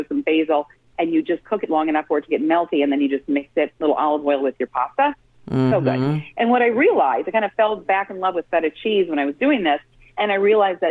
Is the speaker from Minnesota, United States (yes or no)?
yes; Minnesota, United States; I'm from Minnesota